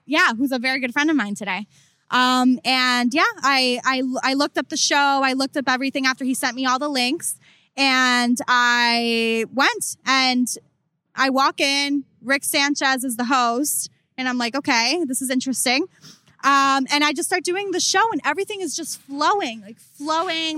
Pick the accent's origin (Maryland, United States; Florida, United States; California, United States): Florida, United States; Coral Springs; I'm from Coral Springs which is uh, about 45 minutes north of Miami.